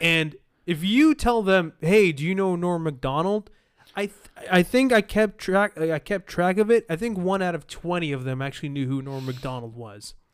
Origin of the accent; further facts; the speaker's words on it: Libya; now in Canada; I'm from Libya